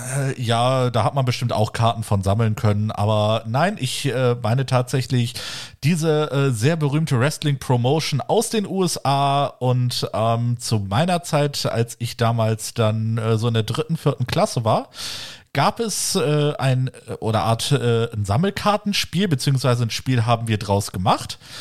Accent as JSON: {"language": "German", "area": "the West", "region": "western Germany", "country": "Germany", "said": "bei uns im Westen"}